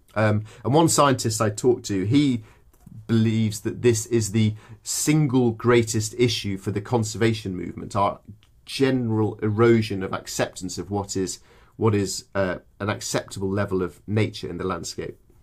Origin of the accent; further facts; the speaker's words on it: English countryside, England, United Kingdom; I grew up in the English countryside